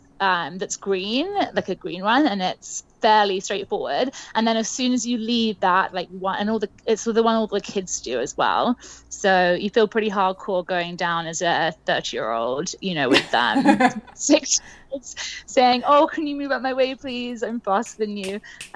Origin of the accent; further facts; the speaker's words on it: United Kingdom; also born or lived in Whistler; now in North Vancouver, Canada; I'm British